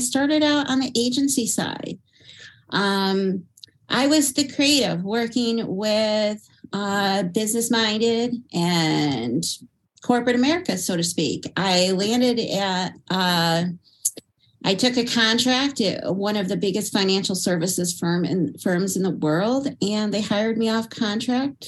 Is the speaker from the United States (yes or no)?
yes; upstate New York, United States; now in Pennsylvania, United States; I hail from upstate New York